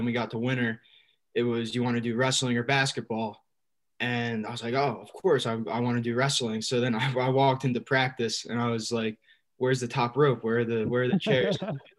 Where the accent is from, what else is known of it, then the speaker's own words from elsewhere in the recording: Lincoln Park, New Jersey, United States; I'm a sophomore. I'm from Lincoln Park, New Jersey, so not too far.